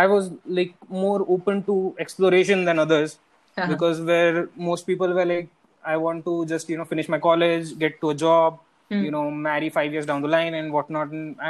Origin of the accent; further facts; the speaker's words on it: India; the best potatoes in India are grown in Madhya Pradesh, okay, which is very close to my hometown.